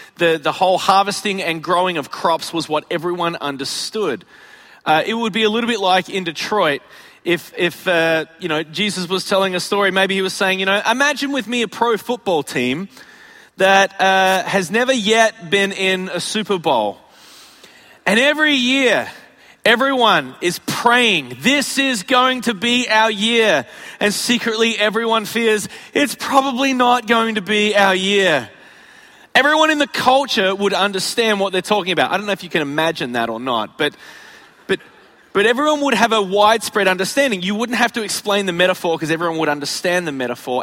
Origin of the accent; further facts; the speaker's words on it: Australia; moved away as an adult; also born or lived in Chicago, United States; now in United States; I'm from Australia, where it's 95% desert